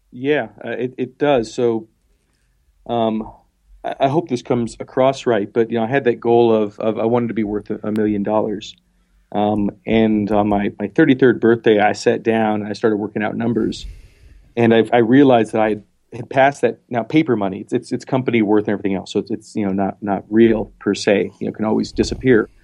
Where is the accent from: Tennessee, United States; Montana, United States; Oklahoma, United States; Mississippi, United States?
Montana, United States; also born or lived in Philadelphia; now in South Dakota, United States; I was born in Montana